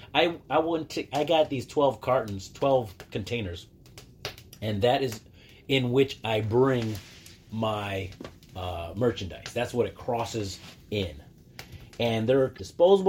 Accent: Dearborn, Michigan, United States; moved away as an adult; also born or lived in Texas / Zacatecas, Mexico; now in Mexico; I'm from Dearborn, you know, east side till

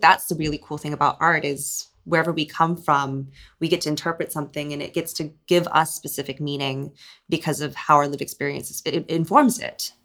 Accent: Hong Kong; born or raised there; moved away

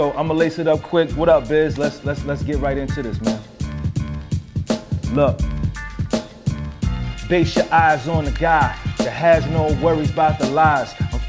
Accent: New York City, New York, United States; I'm from the Bronx, New York.

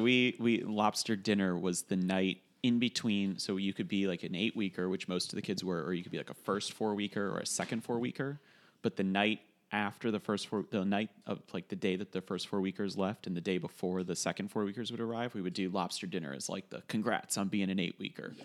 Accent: Westchester, New York, United States; in the basement of our house when we were growing up in Westchester

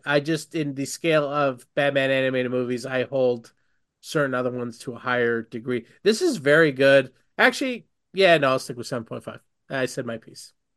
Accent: India; I'm Indian.

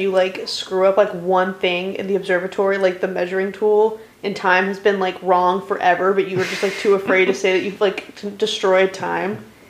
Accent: United States; as an American

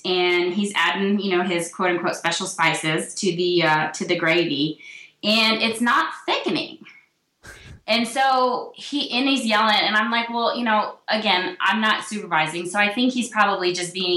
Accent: the South, United States; I grew up in the South

